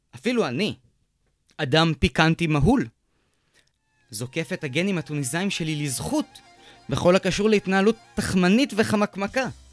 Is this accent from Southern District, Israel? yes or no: yes; Beersheba, Southern District, Israel; also born or lived in kibbutzim; גדלתי בבאר שבע, אבל למדתי שמונה שנים בקיבוצים